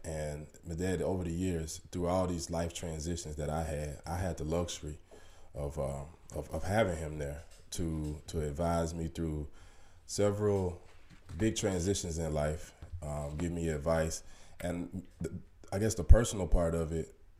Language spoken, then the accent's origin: English; Little Rock, Arkansas, United States; moved away as an adult; i moved away from from home at an early age I mean, like 19 years old, you know, and I never really moved back to my hometown, Little Rock, Arkansas